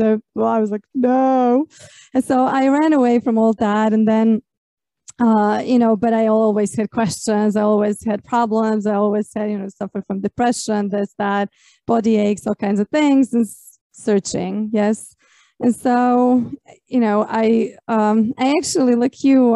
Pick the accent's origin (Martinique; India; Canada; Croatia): Croatia; I grew up in Croatia, and we're also very traditionally Catholic